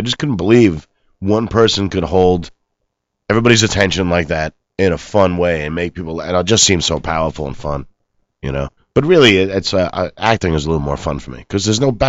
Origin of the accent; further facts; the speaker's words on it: New York, United States; now in Los Angeles, United States; I'm from New York